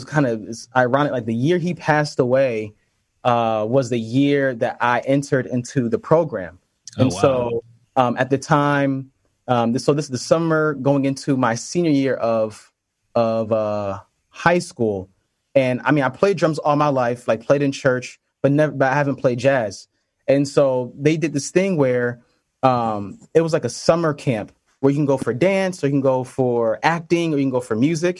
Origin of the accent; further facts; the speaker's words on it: Connecticut, United States; also born or lived in New York City; I'm from Connecticut, and we kind of lived, not too far from each other